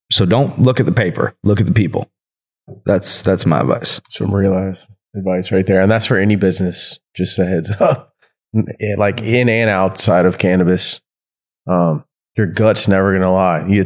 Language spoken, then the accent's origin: English; California, United States; it's not because I'm from Cali.